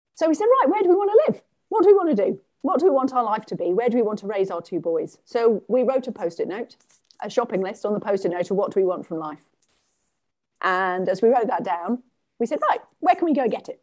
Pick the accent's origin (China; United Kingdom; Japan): United Kingdom; England; moved away as an adult; also born or lived in Sweden; now in Canada; I am English and pretty much all of my life, I've lived in England